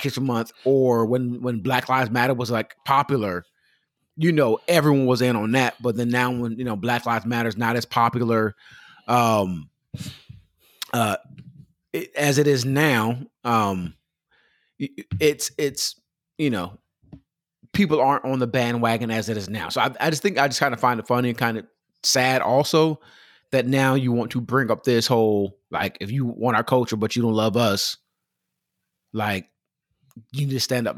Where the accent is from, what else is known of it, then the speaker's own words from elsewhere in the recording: Pomona, California, United States; I grew up in Pomona, California, Los Angeles, California, that area in Southern California